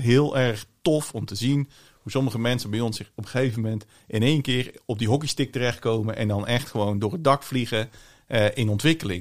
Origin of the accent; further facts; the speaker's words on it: Vlissingen, Zeeland, Netherlands; also born or lived in Breda; geboren in Breda, opgegroeid in Vlissingen, grotendeels.